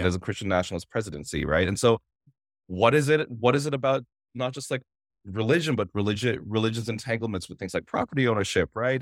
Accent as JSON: {"language": "English", "town": "Toronto", "region": "Ontario", "country": "Canada", "tie": "born or raised there", "said": "myself and the Filipino Toronto community associated being Filipino with those spaces"}